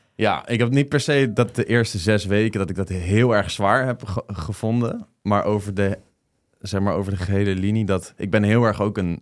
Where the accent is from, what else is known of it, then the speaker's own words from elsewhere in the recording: The Hague, South Holland, Netherlands; moved away; Den Haag, waar ik vandaan kom